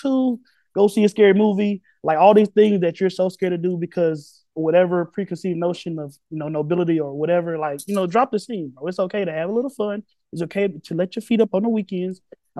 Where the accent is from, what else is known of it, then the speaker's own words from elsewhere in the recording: Tennessee, United States; moved away; also born or lived in upstate New York; my home state yet again in the Volunteer State